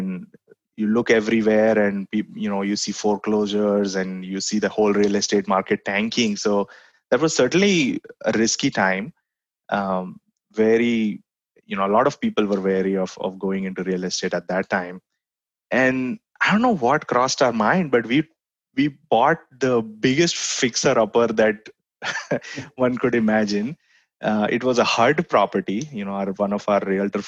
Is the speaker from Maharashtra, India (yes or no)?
yes; Mumbai, Maharashtra, India; moved away as an adult; also born or lived in College Station, Texas; now in Austin, United States; I grew up in India, in Bombay specifically